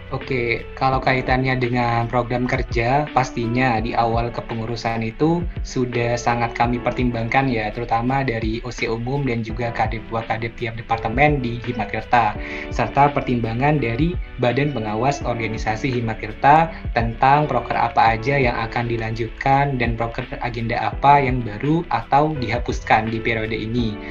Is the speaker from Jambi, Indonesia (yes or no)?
no; Jember, East Java, Indonesia; saya juga uh, asal dari Jember